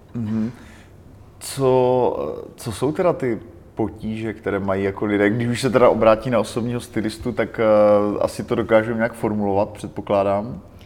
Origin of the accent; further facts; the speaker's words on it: Czechia; my jako Češi